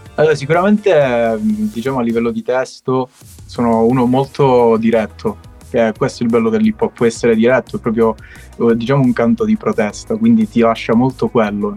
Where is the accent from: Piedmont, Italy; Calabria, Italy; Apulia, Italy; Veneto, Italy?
Calabria, Italy; Castrolibero; io sono un cantautore calabrese, come dicevo eh, sono di Castro Libero, piccolo comune in provincia di Cosenza